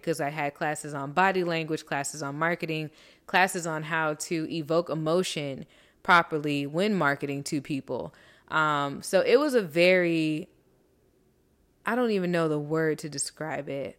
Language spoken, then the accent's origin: English; Miami, Florida, United States; also born or lived in Tuskegee, Alabama / Orlando, Florida; growing up in such a beautiful melting pot as Miami